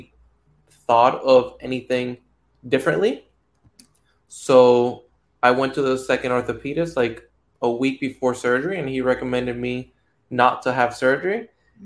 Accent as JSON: {"language": "English", "country": "Puerto Rico", "moved": "yes", "said": "I'm from Puerto Rico, and baseball back home, it's like religion"}